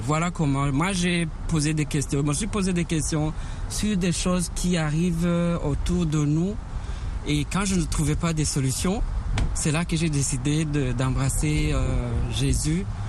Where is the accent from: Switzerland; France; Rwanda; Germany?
Rwanda; Je suis euh, originaire du Rwanda